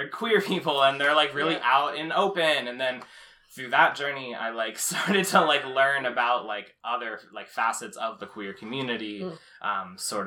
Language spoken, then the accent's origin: English; Haddon Township, New Jersey, United States; I'm from South Jersey. I grew up in Haddon Township, went to high school there